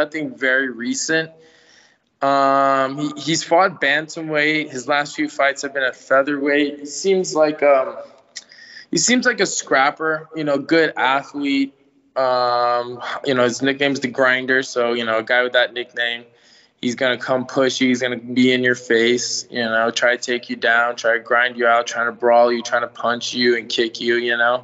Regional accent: San Francisco Bay Area, California, United States; also born or lived in Philippines / San Rafael / Vallejo / Richmond; I was born there, but I came here when I was like six. So I hardly remember what happens over there. I only know what, this is like my culture. I pretty much grew up here

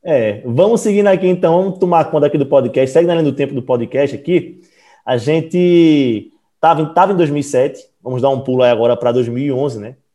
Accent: Recife, Pernambuco, Brazil; Aqui a gente é de Recife, né? A gente é de Pernambuco

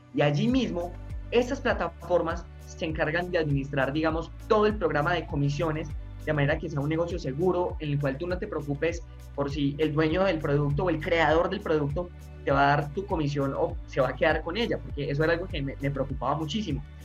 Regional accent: Medellín, Antioquia, Colombia; En Medellín, yo soy, yo soy paisa

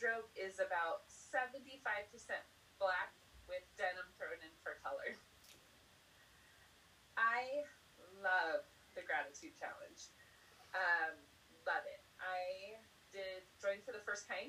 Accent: Southern California, United States; accent: Valley girl; moved away as an adult; also born or lived in Provo, Utah; now in New Mexico, United States; I am from Southern California, born and raised, except for 10 months when I lived in Provo, Utah

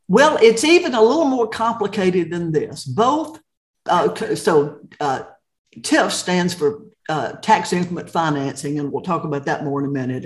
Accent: Chattanooga, Tennessee, United States; moved away as an adult; also born or lived in Dallas, Texas / Knoxville, Tennessee / Austin, Texas / Cobb County, Georgia; I grew up in Chattanooga

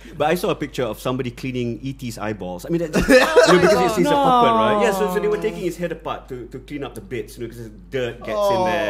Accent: Malaysia; as a Malaysian

